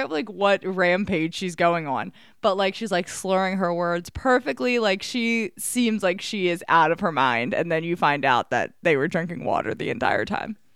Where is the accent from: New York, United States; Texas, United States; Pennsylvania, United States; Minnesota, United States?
Pennsylvania, United States; I grew Delco. up in Delaware okay. County.